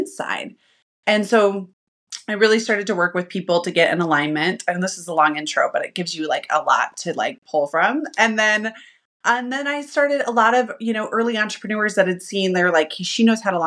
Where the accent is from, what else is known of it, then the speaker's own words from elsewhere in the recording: Utah, United States; I am from Utah. And I am not the predominant faith here. And I was raised by an alcoholic mom